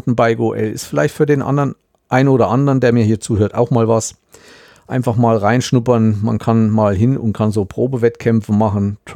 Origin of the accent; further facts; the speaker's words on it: Thuringia, Germany; Kein Problem. Und das als Thüringer.